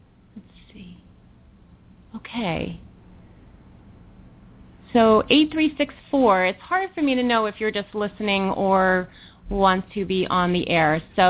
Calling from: New York, United States; I'm calling from New York. I don't know if I said that, so I am calling from New York Eastern Time.

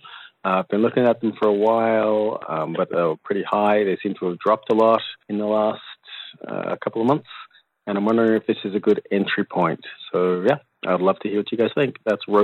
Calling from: Victoria, British Columbia, Canada; I'm calling from Victoria in Canada.

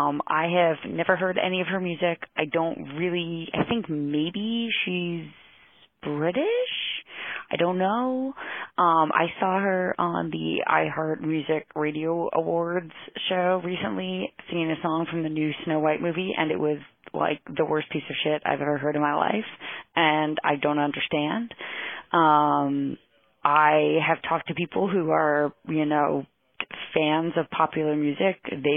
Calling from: New York, United States; I'm calling from New York

